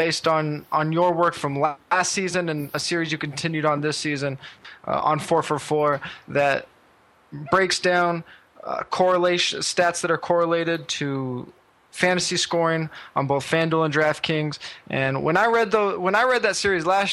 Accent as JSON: {"language": "English", "region": "California", "country": "United States", "said": "I'm from California"}